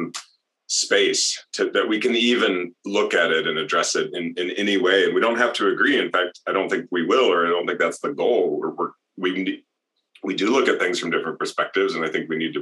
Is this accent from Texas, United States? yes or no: no; Fulton, Missouri, United States; also born or lived in Salt Lake City, Utah; I had made really good friends in my hometown, and I had a good school experience, you know, pretty much all the way to the end of high school